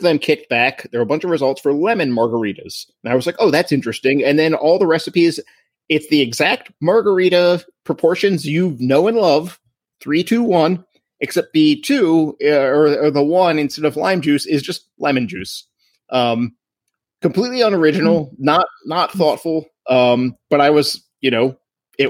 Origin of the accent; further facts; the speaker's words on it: Annapolis, Maryland, United States; I am from Maryland, and I went to high school in Annapolis